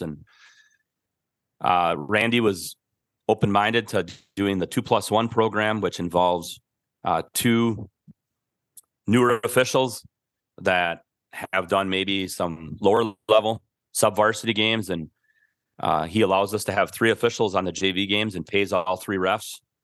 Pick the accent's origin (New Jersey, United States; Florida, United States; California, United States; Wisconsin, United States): Wisconsin, United States; Milwaukee; I grew up in Milwaukee